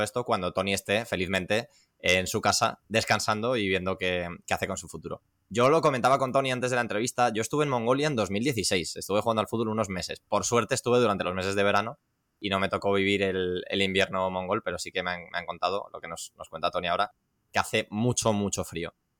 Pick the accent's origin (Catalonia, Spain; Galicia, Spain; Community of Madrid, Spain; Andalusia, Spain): Community of Madrid, Spain; Las Rozas; soy de Las Rozas, de, de, Madrid. Es que solo en Las Rozas, que es una ciudad con 100.000 habitantes, tenemos tres o cuatro clubes